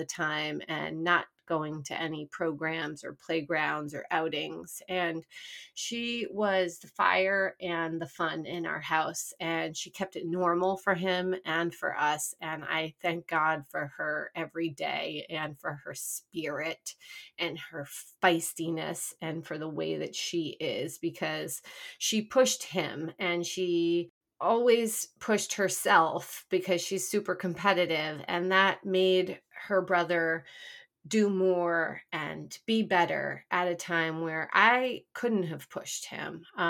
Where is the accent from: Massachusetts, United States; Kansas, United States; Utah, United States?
Massachusetts, United States; now in New York, United States; I'm from Massachusetts originally.